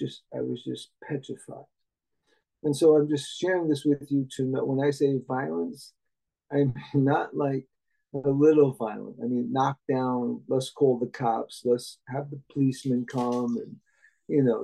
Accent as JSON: {"language": "English", "town": "Jersey City", "region": "New Jersey", "country": "United States", "tie": "born or raised there", "said": "I was born in 1950, so I grew up in Jersey City."}